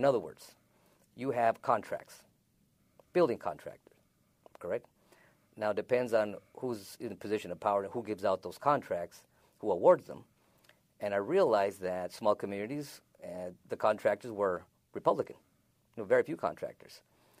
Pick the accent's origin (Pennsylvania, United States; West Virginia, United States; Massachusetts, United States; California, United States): California, United States; moved away as an adult; now in San Luis, United States; I live in San Luis, Arizona. I moved to San Luis, Arizona in 1986. I'm originally from California, Southern California.